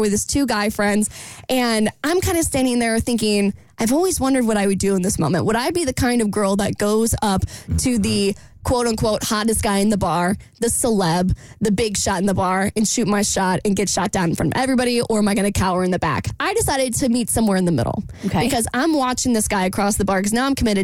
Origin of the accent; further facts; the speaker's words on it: Jacksonville, Florida, United States; moved away; in my hometown bar, because I come from a somewhat small town